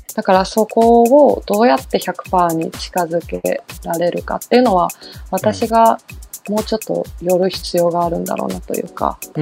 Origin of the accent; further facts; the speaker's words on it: Nagano, Japan; 私の地元長野